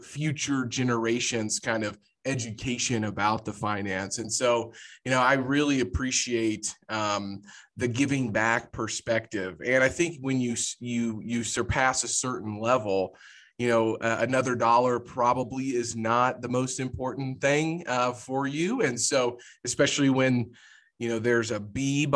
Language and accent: English; Jefferson City, Missouri, United States; now in Kansas City, United States; I'm a Jefferson City boy. So grew up in the capital of Missouri.